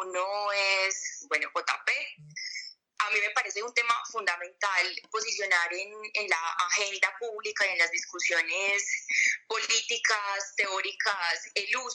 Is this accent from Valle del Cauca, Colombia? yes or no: no; El Bagre, Antioquia, Colombia; yo particularmente soy del Bajo Cauca, del Bagre, eh, de un, gran parte de mi familia desplazada del Bajo Cauca.